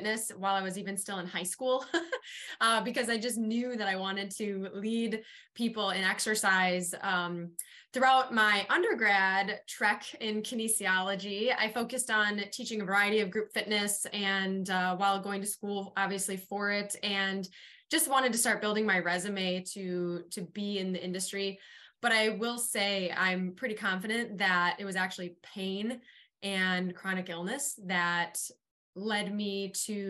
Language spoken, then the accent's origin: English; Wisconsin, United States; born or raised there